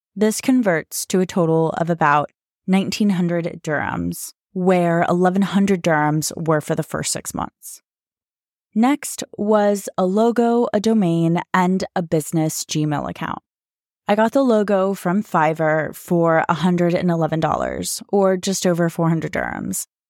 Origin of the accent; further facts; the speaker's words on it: United States; moved away as an adult; now in Dubai, United Arab Emirates; I'm American, but currently living in Dubai